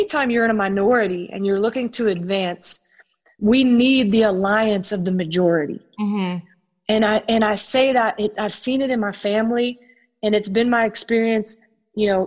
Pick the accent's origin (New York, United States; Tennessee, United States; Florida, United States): Tennessee, United States; growing up in Tennessee